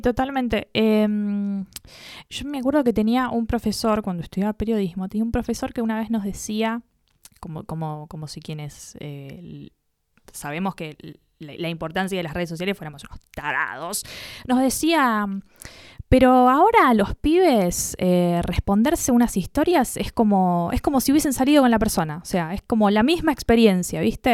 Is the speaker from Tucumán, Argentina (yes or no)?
no; Buenos Aires, Argentina; porteñísima, porteñísima. Nací en Santa Fe y Puerredón, una cosa asquerosamente cheta